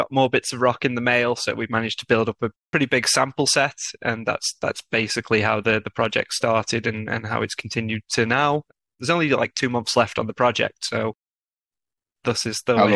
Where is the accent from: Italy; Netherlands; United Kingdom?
United Kingdom; Stoke-on-Trent, West Midlands; accent: British; moved away as an adult; now in Barcelona, Spain; I'm from England. I'm from Stoke-on-Trent.